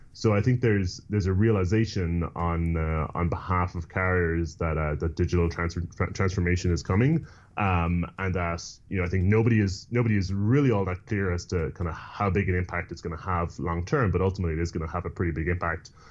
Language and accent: English; Ireland; moved away; I grew up in Ireland